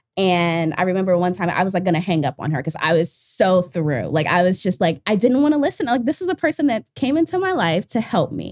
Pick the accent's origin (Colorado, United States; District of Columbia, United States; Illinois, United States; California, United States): District of Columbia, United States; Washington; moved away; I'm from Northeast D C